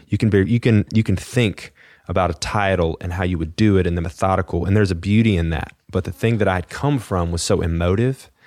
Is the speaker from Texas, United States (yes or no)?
yes; Fort Worth, Texas, United States; moved away; I grew up playing operas in Texas